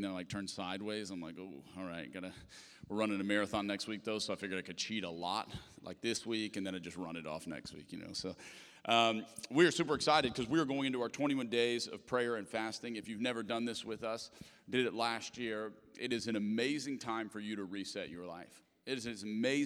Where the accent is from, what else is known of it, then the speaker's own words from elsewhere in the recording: Lafayette, Louisiana, United States; moved away; I'm from Lafayette, Louisiana